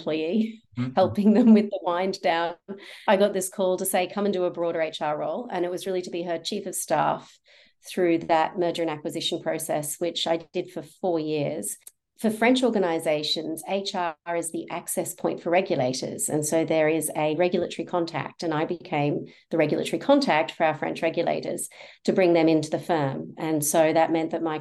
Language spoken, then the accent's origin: English; Australia; accent: Australian; moved away; also born or lived in London, United Kingdom; You can hear from my accent that I've got family in Australia